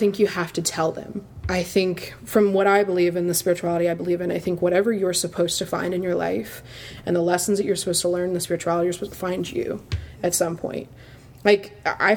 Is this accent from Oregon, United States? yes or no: no; Pensacola, Florida, United States; the pastor that I grew up with here in Pensacola